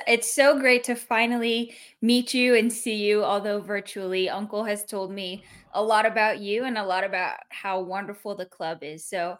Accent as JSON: {"language": "English", "town": "Livermore", "region": "California", "country": "United States", "tie": "born or raised there", "said": "I grew up in Livermore"}